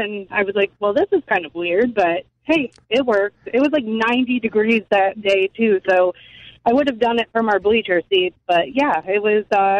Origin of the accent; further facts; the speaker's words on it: Detroit, Michigan, United States; now in New Jersey, United States; I'm from Detroit